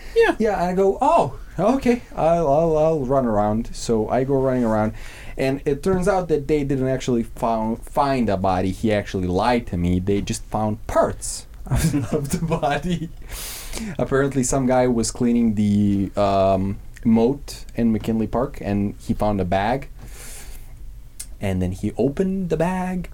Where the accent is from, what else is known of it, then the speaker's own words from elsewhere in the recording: Serbia; moved away; I'm from Serbia. I have a lot of con- a lot of family on the countryside